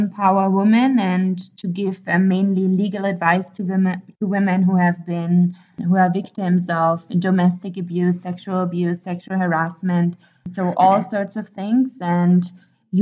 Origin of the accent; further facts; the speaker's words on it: Germany; moved away as an adult; now in Ethiopia; I'm 25 years old. I come from Germany and I studied law